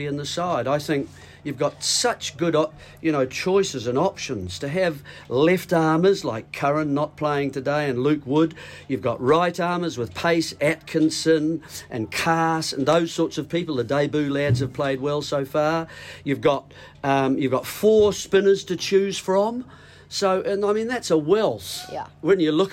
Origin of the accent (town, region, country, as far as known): New Zealand